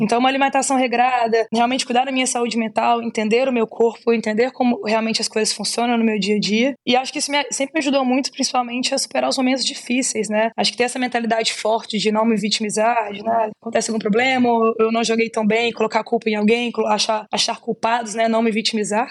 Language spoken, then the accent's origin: Portuguese; Belo Horizonte, Minas Gerais, Brazil; Eu sou mineirinha, sou de Belo Horizonte.